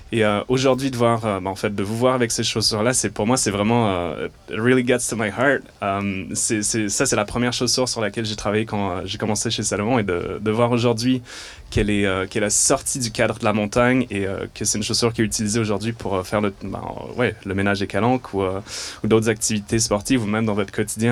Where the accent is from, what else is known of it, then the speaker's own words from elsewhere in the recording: Montreal, Quebec, Canada; d'où je viens de Montréal. Et donc c'est pour ça que j'ai un léger accent